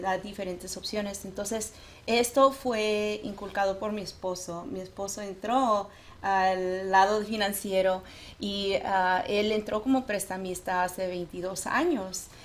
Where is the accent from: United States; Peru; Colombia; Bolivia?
United States; first language Spanish; yo sí soy primera generación de aquí mis padres mi mamá es de Durango ah, mi papá tejano Ah, y si yo crecí hablando eh, puro español, o sea, el español era mi primer idioma.